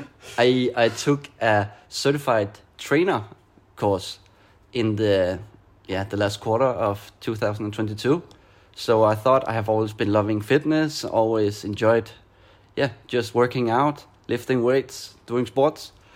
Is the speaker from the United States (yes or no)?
no; Denmark; moved away as an adult; now in Barcelona, Spain; I am from Denmark, now living in Barcelona.